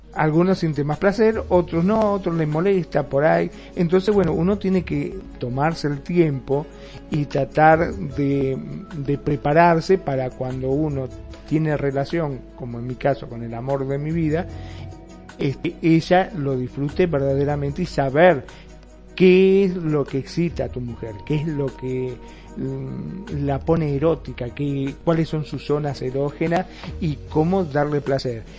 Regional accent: Argentina; en mi país, en Argentina

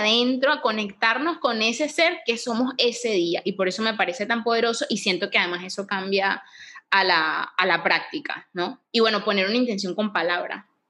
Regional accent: Venezuela; now in Panama; yo soy de Venezuela

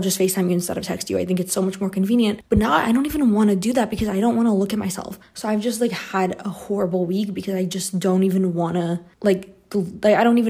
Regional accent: Brazil; moved away as an adult; now in Canada; I grew up in Brazil, so I've lived here my whole life, and the whole time that I lived here before I moved to Canada

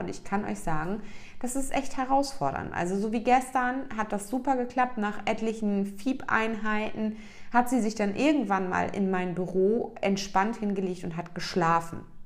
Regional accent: East Germany, Germany; ich bin ein Kind, was in der DDR aufgewachsen ist

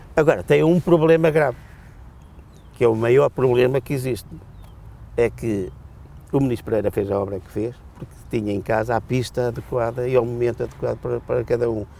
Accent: Portugal; eu, como português que sou

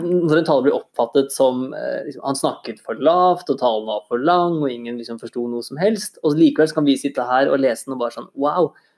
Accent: Innlandet / Eastern Norway, Norway; Jeg er jo fra, fra Innlandet eller fra Østlandet selv

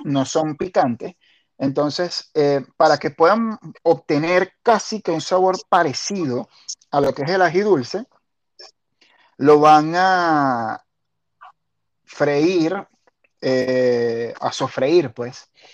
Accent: Maiquetía, La Guaira, Venezuela; also born or lived in Caracas; Yo viví en La Guaira hasta, hasta mis 22 eh, años. Lo que pasa es que, ah, claro, yo, yo nací en, en Maiquetía

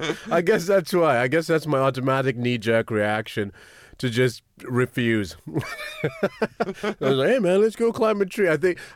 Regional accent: Kenya; I'm from Kenya

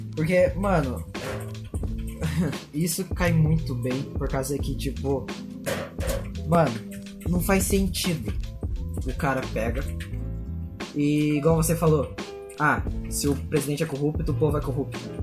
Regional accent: South Region, Brazil; a gente é, né, tipo, sulista de capital, de, é, cidade grande

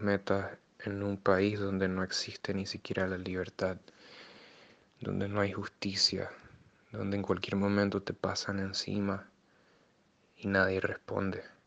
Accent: Nicaragua; moved away as an adult; El día que me fui de Nicaragua

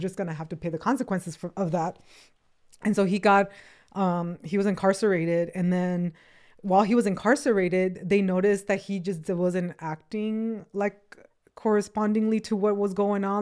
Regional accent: Acapulco, Guerrero, Mexico; also born or lived in Los Angeles, United States; now in United States; I was born in the, in L A, but I was raised in Mexico, in Acapulco

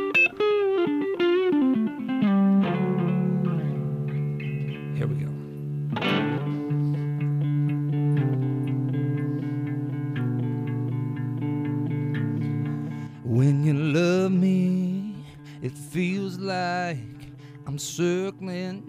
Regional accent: Wisconsin, United States; I grew up in Wisconsin, right? I was born in the same town as Les Paul

